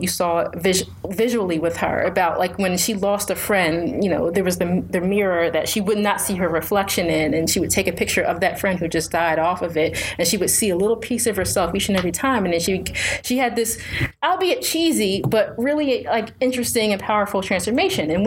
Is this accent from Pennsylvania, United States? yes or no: yes; Philadelphia, Pennsylvania, United States; I'm from Philadelphia.